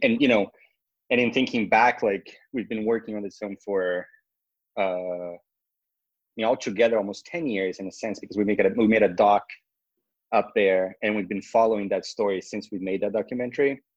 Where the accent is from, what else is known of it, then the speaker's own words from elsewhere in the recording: Brazil; now in United States; I'm not from the U.S. originally. I'm from Brazil